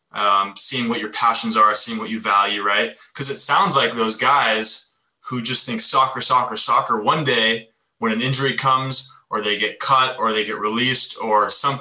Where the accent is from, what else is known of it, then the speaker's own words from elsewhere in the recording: United States; growing up in the States